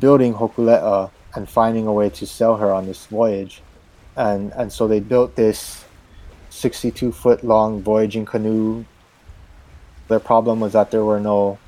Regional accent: Hawaii, United States; Here in Hawaii, our sort of cultural

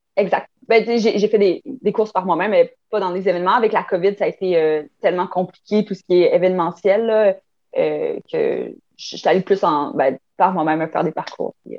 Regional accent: Chandler, Quebec, Canada; Je viens de Chandler, en Gaspésie

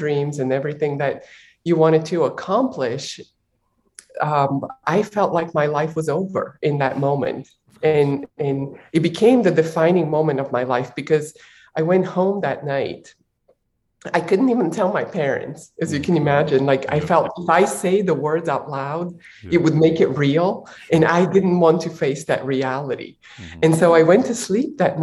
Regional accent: Bulgaria; I was born in Bulgaria while it was still a communist country.

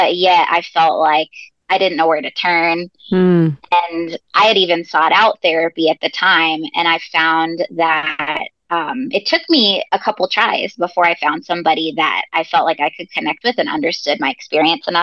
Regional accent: Massachusetts, United States; now in Indiana, United States; I grew up in Massachusetts, and so I'm a huge Boston sports fan

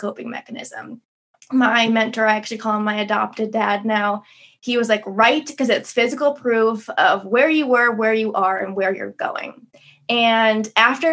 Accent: Midwest, United States; moved away as an adult; also born or lived in Las Vegas, Nevada; I grew up in the Midwest

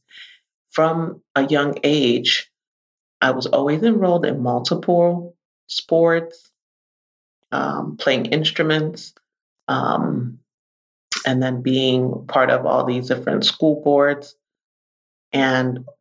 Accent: New York City, New York, United States; I am a native New Yorker. I grew up in the Bronx, New York.

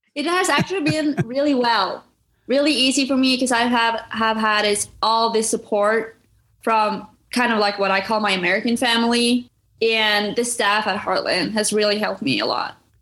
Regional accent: Norway; moved away as an adult; now in United States; I was born and raised in Norway

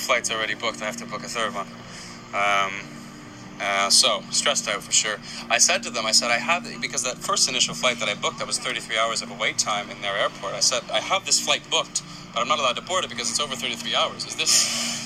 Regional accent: Canada; also born or lived in Australia; I'm a Canadian citizen

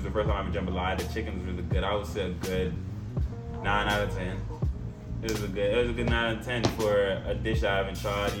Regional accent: Southern United States, United States; I feel like growing up in the South, they very try to strictize you on how you speak properly, you know.

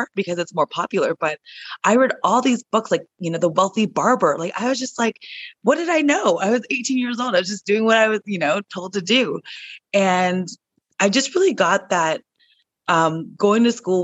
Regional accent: Toronto, Ontario, Canada; I'm from Toronto.

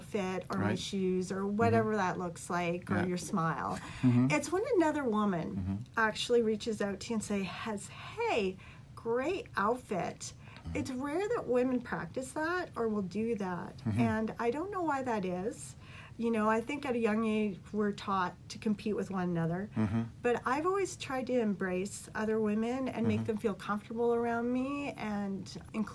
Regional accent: Vancouver, British Columbia, Canada; I was born in Vancouver

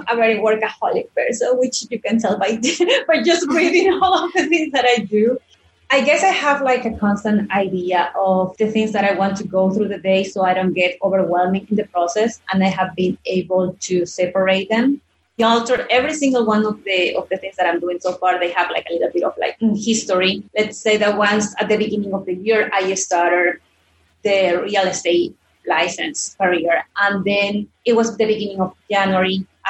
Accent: Ecuador; English is a second language; And I'm also from Ecuador.

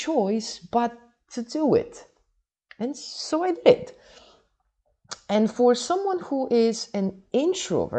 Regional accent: Poland; now in Dubai, United Arab Emirates; Originally, I am from Poland, not Holland, Poland, but for the past 20 years, I have been living and working in Dubai.

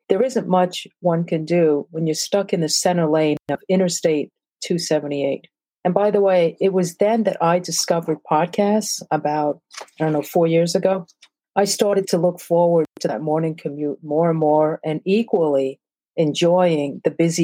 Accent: New York City, New York, United States; also born or lived in Brazil / Brookline, Massachusetts / Newark, New Jersey; I'm Asian, born in Brazil, South America, and grew up in Flatbush, Brooklyn

